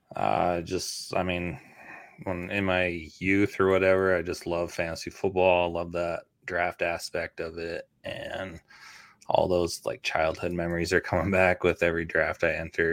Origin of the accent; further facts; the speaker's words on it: Canada; also born or lived in Toronto; now in United States; I grew up in Canada